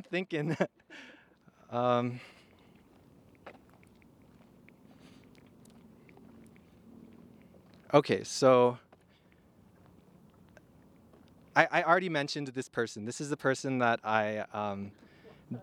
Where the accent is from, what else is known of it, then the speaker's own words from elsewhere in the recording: Edmonton, Alberta, Canada; I was from Edmonton.